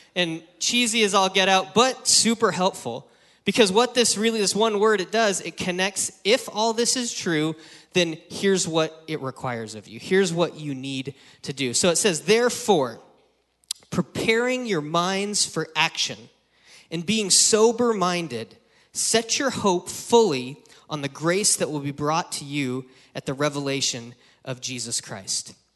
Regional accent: Wyoming, United States; now in San Francisco Bay Area, United States; I grew up in Wyoming

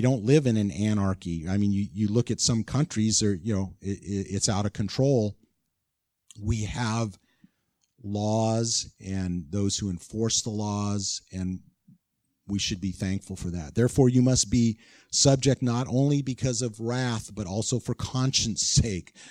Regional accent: California, United States; moved away; I'm from California

